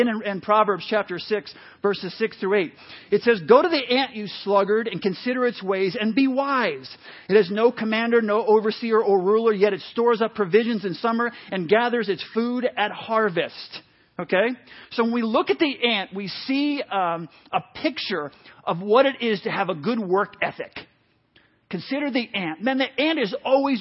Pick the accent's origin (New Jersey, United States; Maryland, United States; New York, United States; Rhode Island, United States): New York, United States; New City; I grew up in New York for most of my life, moved around up through sixth grade, but landed in New York when I was in, like I say, about sixth grade.